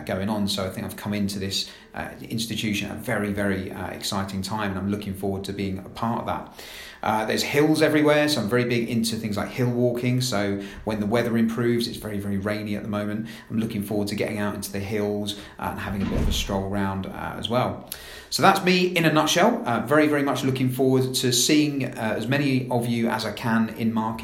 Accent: London, United Kingdom; moved away as an adult; also born or lived in Staffordshire / East Anglia / Essex; now in Scotland, United Kingdom; As you can probably tell from my accent, I'm not from Scotland, I'm from London, but I've bounced around the UK.

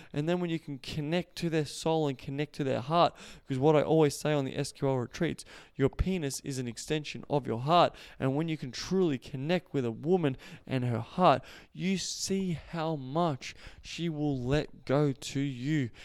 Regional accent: Australia; accent: Australian; I just speak for Australian culture 'cause I know that, that's where I'm from. If you haven't heard my Australian accent

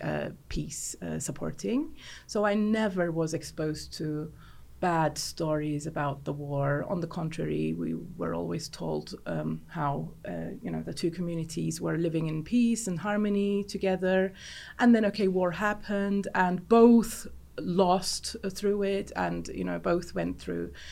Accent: Cyprus; because I was raised in Cyprus. I lived in Cyprus my whole life.

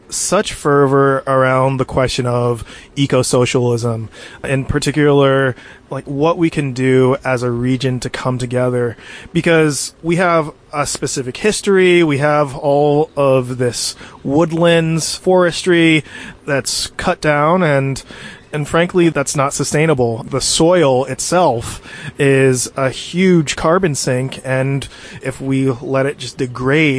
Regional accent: New Jersey, United States; also born or lived in New York City; now in Pacific Northwest, United States; I'm from New Jersey originally, lived in New York City

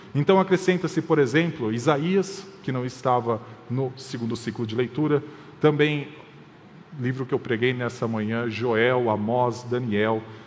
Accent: Paraná, Brazil; eu nasci no Paraná

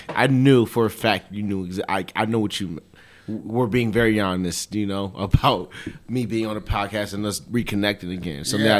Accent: El Paso, Texas, United States; born there; Okay, so yeah, my background, born here in El Paso, Texas. My parents were in the military.

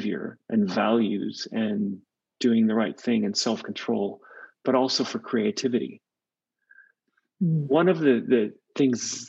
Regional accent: California, United States; now in Australia; I'm from California, you can hear the accent

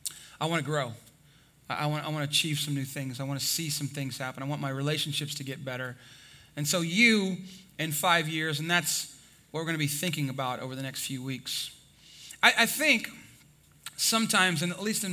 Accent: Texas, United States; I'm from Texas

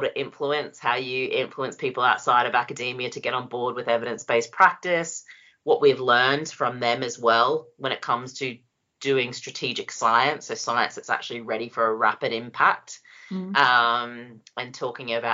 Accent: Australia; also born or lived in New Zealand; I was born in New Zealand and lived there till I was 7 and then grew up in Australia

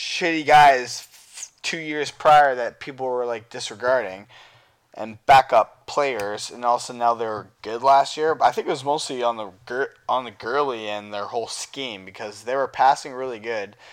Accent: Canada; I am from Canada and I live here

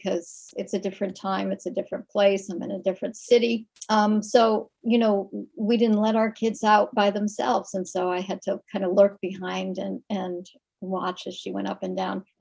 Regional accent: Bridgeport, Connecticut, United States; I grew up near in Bridgeport, Connecticut, which is kind of on Long Island Sound. So it's Southern Connecticut, and it was a suburb

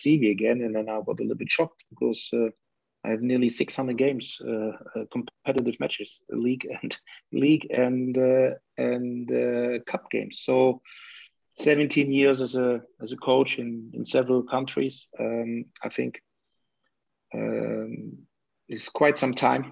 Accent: Leipzig, Saxony, Germany; moved away; So that is where I come from, Leipzig

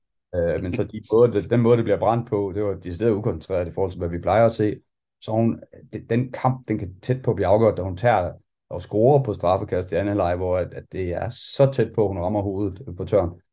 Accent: Denmark; vi kommer fra Danmark

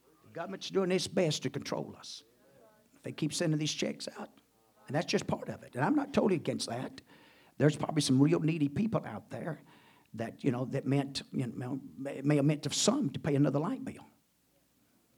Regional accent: United States; Glad to be an American. I'll do my part as American.

